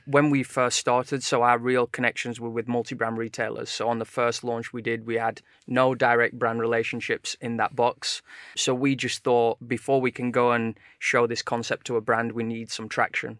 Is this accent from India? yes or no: no; Sheffield, Yorkshire and the Humber, United Kingdom; now in London, United Kingdom; we're both originally from Sheffield